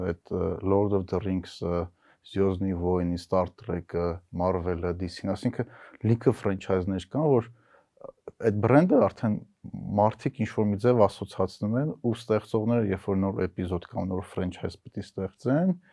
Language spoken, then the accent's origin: Armenian; Vanadzor, Lori, Armenia; Ես Վանաձորում եմ մեծացել